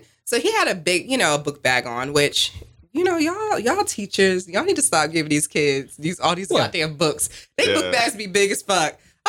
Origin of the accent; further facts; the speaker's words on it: East Orange, New Jersey, United States; also born or lived in Newark / Elizabeth; I'm from Jersey, but yeah, listen, I was born in Newark, raised in East Orange.